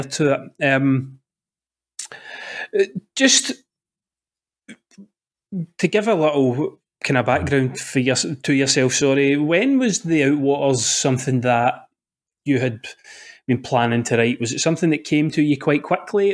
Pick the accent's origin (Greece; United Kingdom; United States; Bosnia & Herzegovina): United Kingdom; Scotland; I'm from Scotland